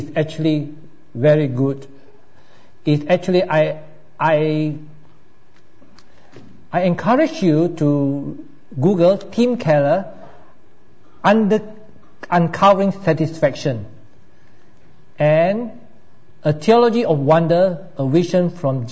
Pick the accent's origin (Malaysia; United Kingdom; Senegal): Malaysia; now in Australia; I come from Malaysia